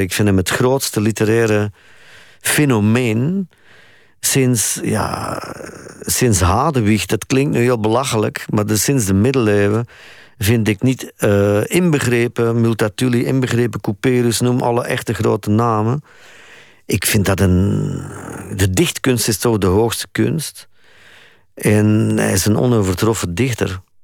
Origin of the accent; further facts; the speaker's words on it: Flanders, Belgium; ik als Vlaming